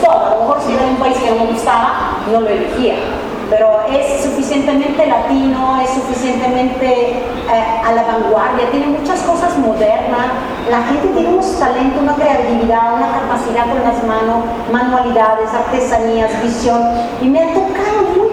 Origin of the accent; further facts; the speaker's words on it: Italy; now in Mexico; No he ido en Italia desde que mi mamá me dejó, porque yo asociaba mucho el regreso a mi país como regreso a sus brazos.